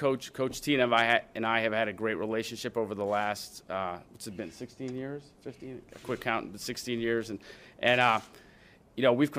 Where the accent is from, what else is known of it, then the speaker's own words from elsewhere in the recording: New Orleans, Louisiana, United States; moved away as an adult; now in Pittsburgh, United States; I was born and raised in New Orleans